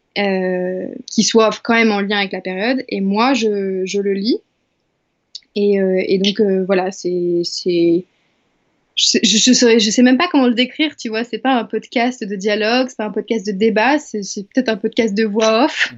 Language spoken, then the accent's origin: French; Angers, Pays de la Loire, France; moved away; je suis à Angers, euh, ma terre natale, dans ma chambre de petite fille